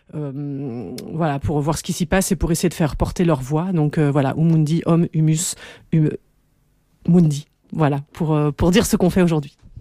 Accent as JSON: {"language": "French", "country": "Belgium", "said": "chez nous en Belgique"}